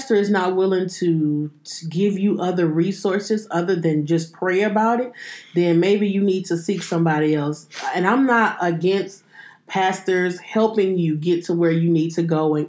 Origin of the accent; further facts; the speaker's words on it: Louisiana, United States; growing up in Louisiana, and granddaddy's room was right across from mine